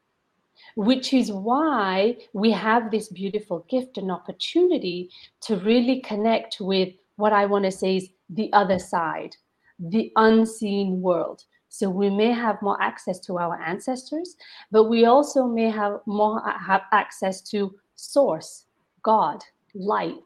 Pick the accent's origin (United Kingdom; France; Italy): United Kingdom; also born or lived in India; now in Toronto, Canada; I was born and raised in Britain.